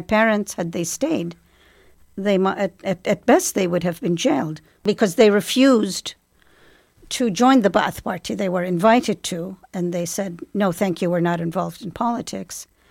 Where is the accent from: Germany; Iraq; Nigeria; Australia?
Iraq; Baghdad, Baghdad Governorate; also born or lived in England / New York City; now in Bloomington, United States; I'm originally from Baghdad